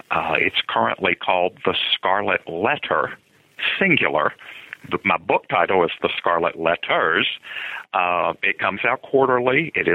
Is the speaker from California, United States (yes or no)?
no; Lynchburg, Virginia, United States; Grew up in Lynchburg, Virginia. It's sort of right in the center of the state.